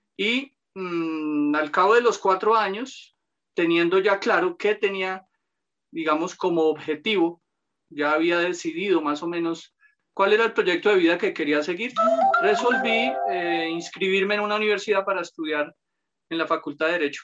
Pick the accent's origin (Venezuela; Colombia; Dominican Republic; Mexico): Colombia; Bogotá; nací en Bogotá, provengo de una familia humilde.